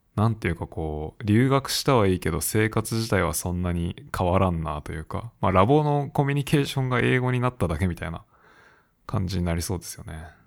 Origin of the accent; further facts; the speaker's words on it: Japan; moved away; 自分の母国にいない